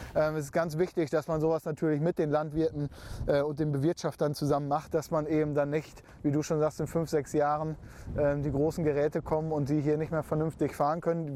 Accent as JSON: {"language": "German", "area": "Emsland", "region": "Lower Saxony", "country": "Germany", "said": "bei uns im Emsland"}